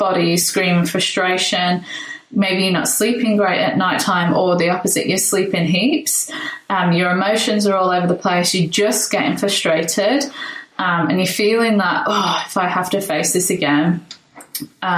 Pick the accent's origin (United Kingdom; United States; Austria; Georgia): United Kingdom; England; now in Brisbane, Australia; I'm English